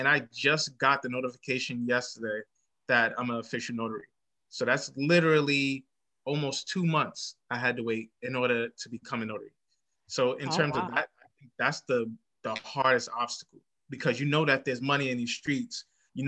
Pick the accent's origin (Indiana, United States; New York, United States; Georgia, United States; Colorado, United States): New York, United States; New York City; I grew up in Bedside, Brooklyn, New York City